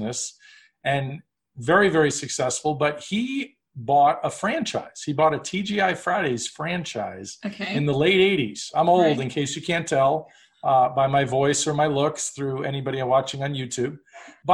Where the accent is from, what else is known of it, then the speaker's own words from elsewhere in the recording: New York City, New York, United States; I grew up in New York City